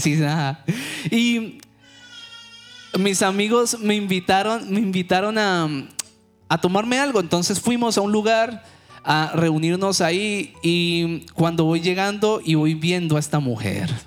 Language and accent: Spanish; Cali, Valle del Cauca, Colombia; moved away as an adult; now in United States; Cali, de donde soy yo